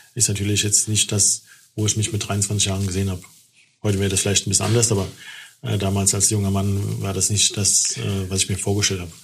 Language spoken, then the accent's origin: German; Germany; als Deutscher